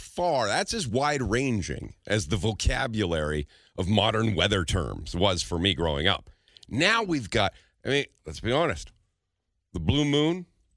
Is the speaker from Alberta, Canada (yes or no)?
yes; Calgary, Alberta, Canada; I grew up in Calgary, so we knew what a Chinook was.